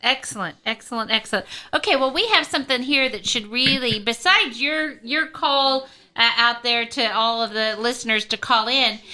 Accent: Kansas City, United States; moved away; I come from Kansas City, so I'm not part of the diocese

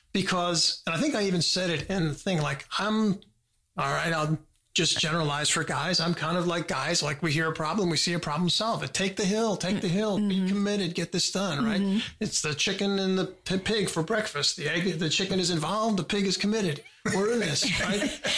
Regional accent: United States; Yeah, I'm sorry. Yeah. I'm a Yankee.

